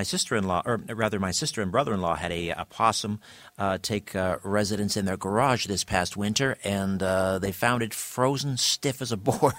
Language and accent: English; Ontario, Canada; I remember as a child, and I'm a half century now. We had opossums in Ontario